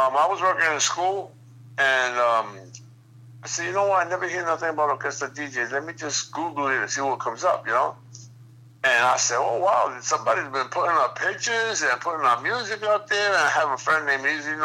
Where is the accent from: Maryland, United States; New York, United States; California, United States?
New York, United States; New York City; two blocks from where I grew up